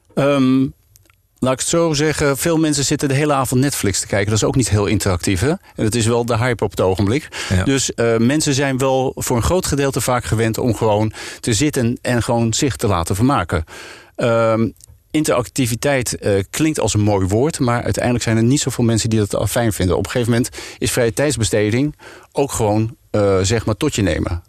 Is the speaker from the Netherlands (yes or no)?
yes; Netherlands; als Nederlanders